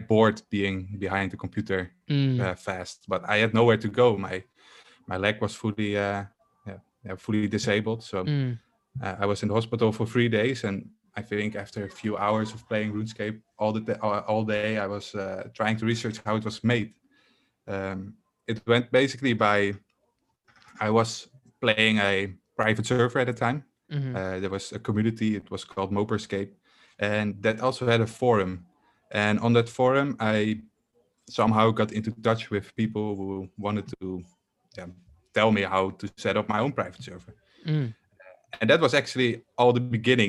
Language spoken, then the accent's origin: English; Netherlands; I'm from the Netherlands and I am a full-time game developer